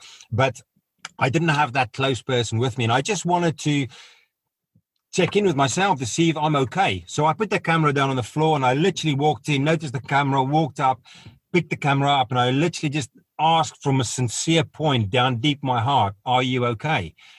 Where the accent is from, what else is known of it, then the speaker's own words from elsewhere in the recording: South Africa; it was because of my background growing up in South Africa, it was very suppressed.